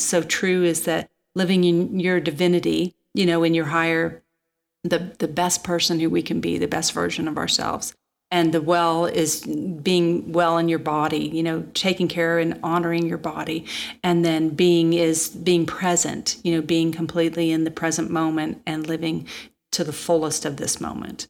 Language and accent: English; Manhattan, Kansas, United States; moved away; I'm a kid from Kansas, and my parents lived in Manhattan, Kansas